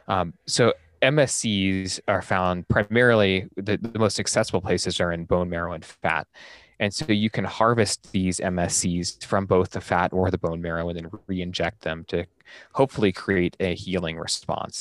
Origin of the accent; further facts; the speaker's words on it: Central Oregon, United States; moved away as an adult; also born or lived in Salt Lake City, Utah; I'm from Central Oregon originally, so it was always kinda my idea to try and get back to, to Central Oregon